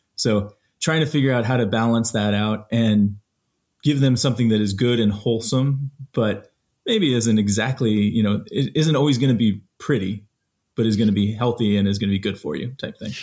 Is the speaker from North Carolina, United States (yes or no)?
no; Colorado, United States; I grew up in Colorado and spent my time out there